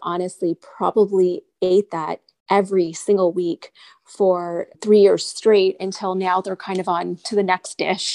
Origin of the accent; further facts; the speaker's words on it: Newmarket, Ontario, Canada; having been born and raised in Canada, I was very Canadian